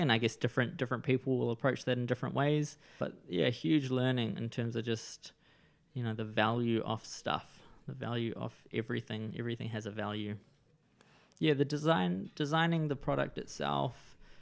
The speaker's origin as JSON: {"language": "English", "region": "Wellington", "country": "New Zealand", "tie": "born or raised there", "also_born_or_lived": "Israel", "lives_now": "Gisborne, New Zealand", "said": "I grew up in Wellington and the surrounding suburbs."}